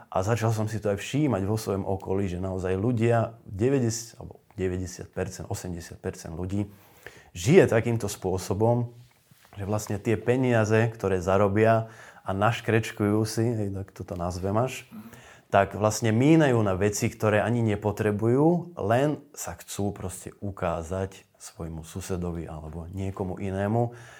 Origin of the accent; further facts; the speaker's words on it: a village near Nové Zámky, Nitra Region, Slovakia; moved away; starší dom, ktorý bol na dedine, odkiaľ pochádzam, pri tých nových zámkoch